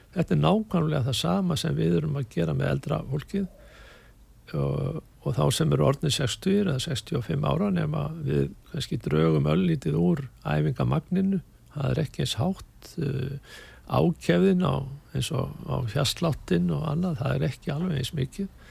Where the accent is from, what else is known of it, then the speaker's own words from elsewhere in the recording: Hafnarfjörður, Capital Region, Iceland; moved away as an adult; also born or lived in Cologne, Germany; byrjaði fljótlega að æfa í, hjá FH á sínum tíma bæði handbólta og hóbólta